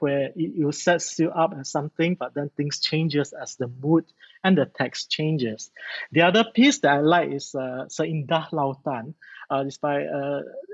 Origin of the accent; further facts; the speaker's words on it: Malaysia; I'm so proud of being a Malaysian